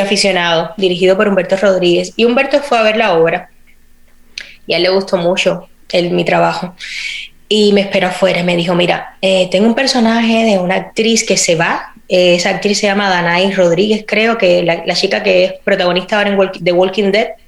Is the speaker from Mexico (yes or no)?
no; Cuba; moved away as an adult; also born or lived in Spain; now in United States; Yo me fui de Cuba en el 2010. Yo tenía 22, 22 años, creo, iba a cumplir 23